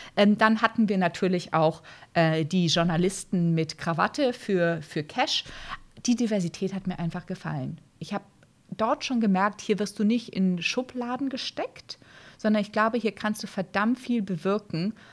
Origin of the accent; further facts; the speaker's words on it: Brazil; moved away; Ich bin in Brasilien aufgewachsen